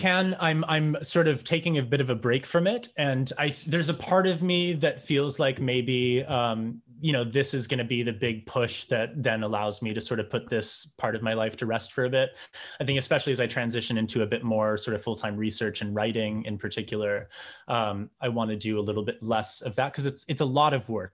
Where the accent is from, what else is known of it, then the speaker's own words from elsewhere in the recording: New Hampshire, United States; I grew up in New Hampshire